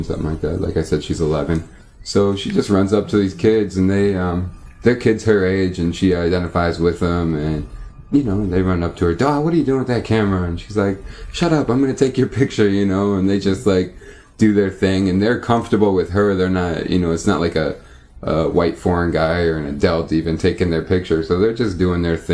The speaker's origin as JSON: {"language": "English", "country": "United States", "also_born_or_lived": "Palestine", "said": "I'm an American, because I go there with an American passport"}